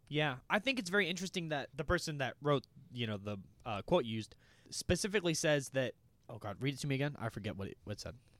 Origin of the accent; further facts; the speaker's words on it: United States; we're American